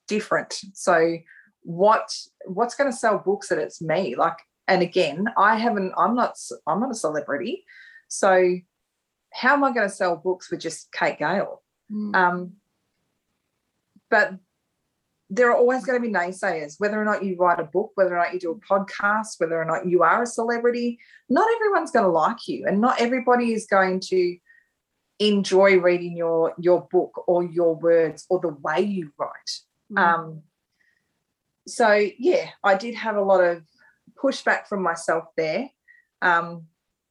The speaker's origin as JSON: {"language": "English", "town": "Ballarat", "region": "Victoria", "country": "Australia", "tie": "born or raised there", "said": "I live in Ballarat now and my hometown of Ballarat"}